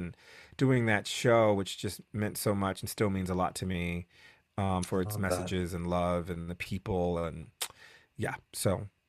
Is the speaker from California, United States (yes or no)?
no; New Haven, Connecticut, United States; moved away; I'm from New Haven, Connecticut.